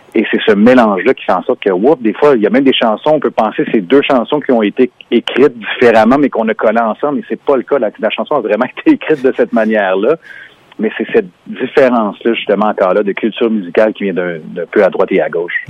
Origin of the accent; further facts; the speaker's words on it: Montreal, Quebec, Canada; On est non seulement canadiens, on est Québécois et Montréalais